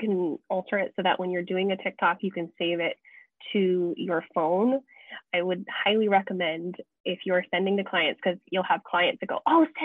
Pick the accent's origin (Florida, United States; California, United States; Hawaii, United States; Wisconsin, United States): Hawaii, United States; Kona; being born and raised in Kona